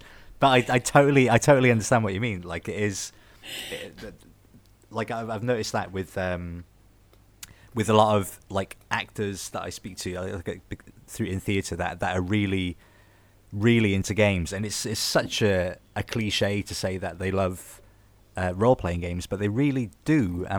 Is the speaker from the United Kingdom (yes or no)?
yes; Newport, Wales, United Kingdom; I'm from Newport, which is relatively southwest pretty much.